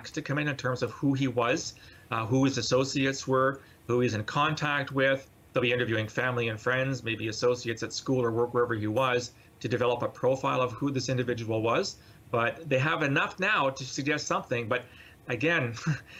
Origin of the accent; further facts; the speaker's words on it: London, United Kingdom; London, which, by the way, is my hometown